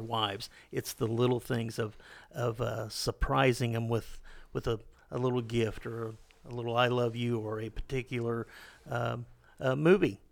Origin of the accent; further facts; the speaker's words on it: Ozark Hills, Missouri, United States; I grew up in those Arc Hills